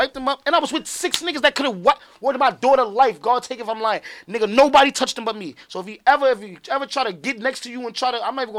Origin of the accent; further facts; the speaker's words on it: Chicago, Illinois, United States; I'm from Chicago, G, it's real out there, it's real.